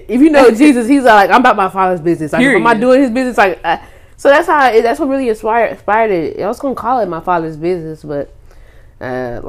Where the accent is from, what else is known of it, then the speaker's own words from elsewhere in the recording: Hobbs, New Mexico, United States; now in Dallas, United States; I'm from the small town called Hobbs, New Mexico, but I live out here in Dallas, Texas.